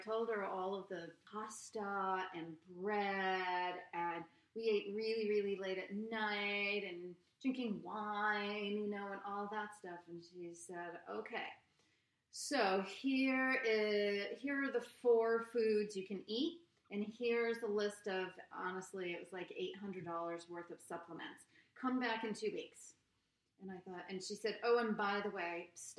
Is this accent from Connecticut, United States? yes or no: yes; Norwalk, Connecticut, United States; I grew up in Norwalk